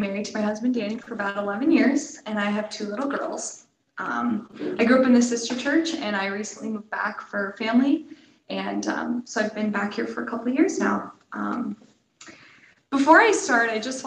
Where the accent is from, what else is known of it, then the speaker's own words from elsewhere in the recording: Cleveland, Ohio, United States; moved away as an adult; also born or lived in California / Colorado; I grew up in the Cleveland area